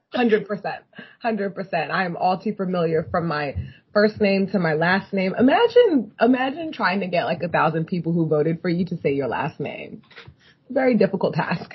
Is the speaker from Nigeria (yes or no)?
yes; Nigeria; moved away; I grew up partly in Nigeria